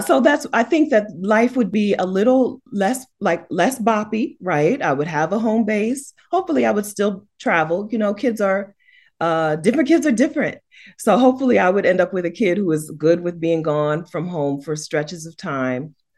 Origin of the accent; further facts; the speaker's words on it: United States; as an American woman